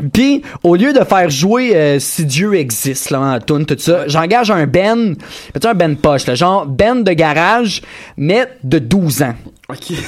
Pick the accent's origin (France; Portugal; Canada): Canada; Granby, Quebec; je viens de Granby